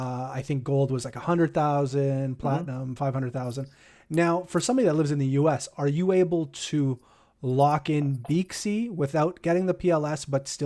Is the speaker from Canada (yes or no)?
yes; Canada; I'd like to go over the countries that are restricted, because you know, being a Canadian.